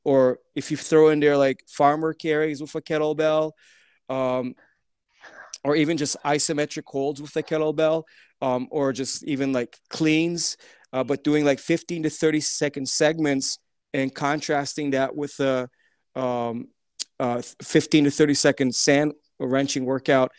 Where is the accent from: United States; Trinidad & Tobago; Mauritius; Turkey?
Turkey; moved away; my parents are Turkish. Uh, um, uh, I grew up in Turkey ten years